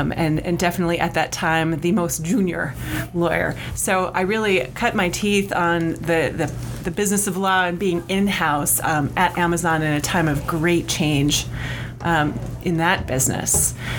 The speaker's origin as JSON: {"language": "English", "town": "Chicago", "region": "Illinois", "country": "United States", "tie": "born or raised there", "moved": "as an adult", "lives_now": "Seattle, United States", "said": "I am a Chicago girl, born and bred, but I found myself here in Seattle about 19 years ago"}